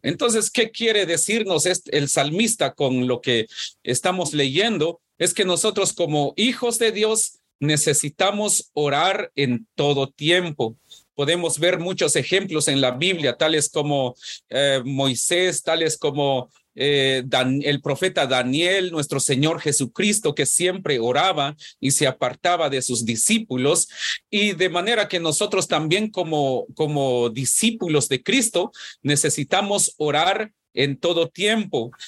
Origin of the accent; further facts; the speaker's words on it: Guatemala; cuando yo nací, en Guatemala, por lo menos en mi pueblo